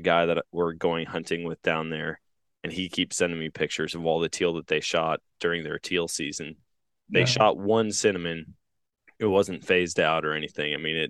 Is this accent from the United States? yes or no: yes; Wisconsin, United States; now in Missouri, United States; Like, growing up in Wisconsin, here in Missouri, it's illegal to shoot them in both places.